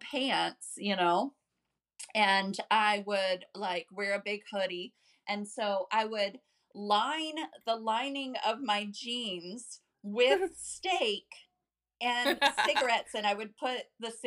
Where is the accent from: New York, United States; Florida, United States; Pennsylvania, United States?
Florida, United States; also born or lived in Clewiston, Florida; I was born in Florida